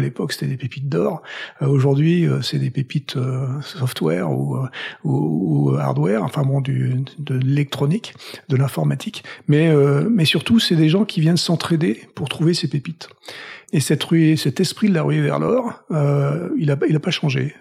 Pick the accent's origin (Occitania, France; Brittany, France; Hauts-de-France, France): Occitania, France; Toulouse; moved away as an adult; also born or lived in Paris / Boston; now in United States; je viens de Toulouse. Donc je suis toulousain. J'ai vécu première partie de ma vie là-bas